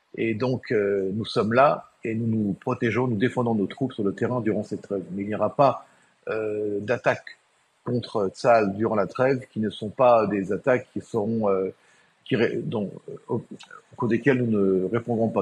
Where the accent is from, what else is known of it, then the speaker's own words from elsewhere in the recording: Israel; chez nous en Israël